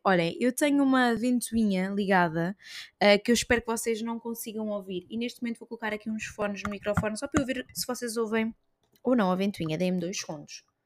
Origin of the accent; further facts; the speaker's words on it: Portugal; also born or lived in Lisbon; nós saímos de Portugal, mas Portugal não sai de nós